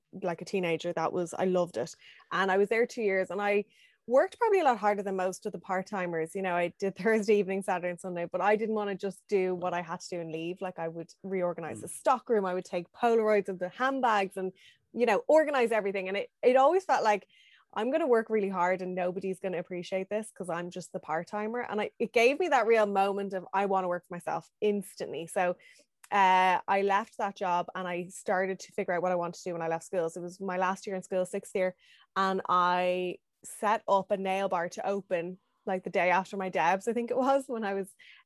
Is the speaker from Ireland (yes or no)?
yes; Dublin, Leinster, Ireland; Growing up Dublin was great. Like I had access to everything. I had my first job in city center in town.